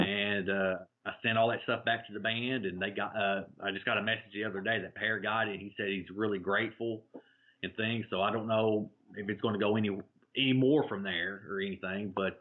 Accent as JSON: {"language": "English", "town": "Jamestown", "region": "Tennessee", "country": "United States", "tie": "born or raised there", "moved": "yes", "said": "we grew up grew up in Jamestown"}